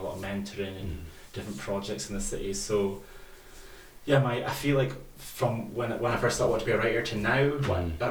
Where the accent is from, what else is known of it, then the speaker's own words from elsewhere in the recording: Fraserburgh, Scotland, United Kingdom; moved away as an adult; now in Aberdeen, United Kingdom; I'm originally from Fraserburgh, and I came to Aberdeen